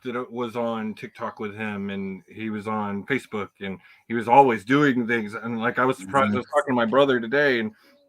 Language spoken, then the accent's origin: English; Houston, Texas, United States; I'm a Houston kid as well. Grew up, born and raised in Houston.